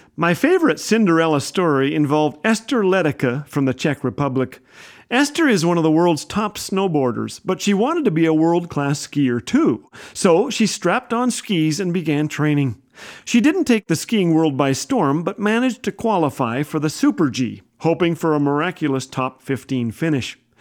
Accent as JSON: {"language": "English", "country": "Canada", "said": "I am a Canadian"}